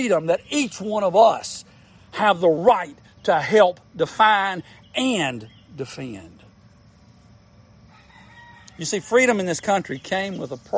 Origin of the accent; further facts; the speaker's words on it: United States; I'm an American